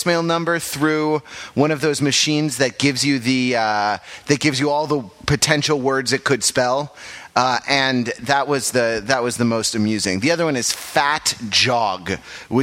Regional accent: Los Angeles, California, United States; I grew up in Los Angeles

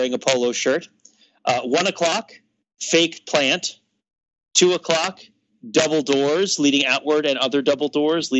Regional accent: New Jersey, United States; moved away; I'm from New Jersey

